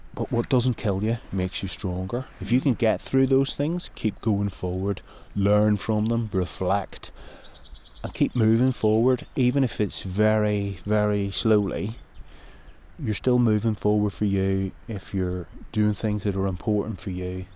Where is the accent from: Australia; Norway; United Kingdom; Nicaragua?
United Kingdom; Northern Ireland; moved away; growing up in Northern Ireland